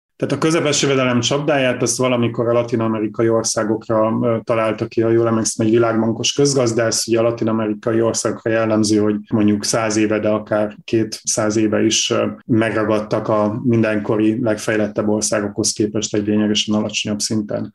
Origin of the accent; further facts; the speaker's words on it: Borsod-Abaúj-Zemplén, Hungary; én is onnan származom